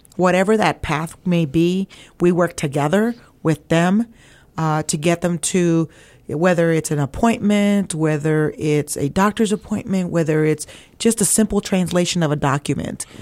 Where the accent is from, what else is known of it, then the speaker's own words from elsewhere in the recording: Weslaco, Texas, United States; moved away as an adult; also born or lived in Ohio; I'm originally from a little town called West Laco, Texas